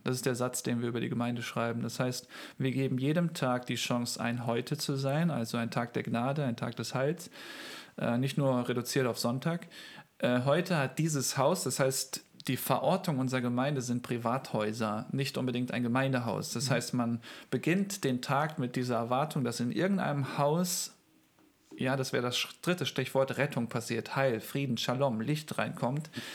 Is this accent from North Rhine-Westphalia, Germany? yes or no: yes; Heimatsheim, North Rhine-Westphalia, Germany; also born or lived in Euskirchen; ich bin aus Heimatsheim, meine Frau war in Euskirchen